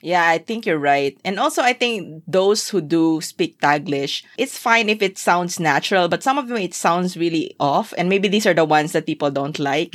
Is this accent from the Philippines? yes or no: yes; Zamboanga Peninsula, Philippines; English is a second language; in my hometown, we use that word yes, but it's for literally what it means, because Shavakano dialect, as you know, is Creole Spanish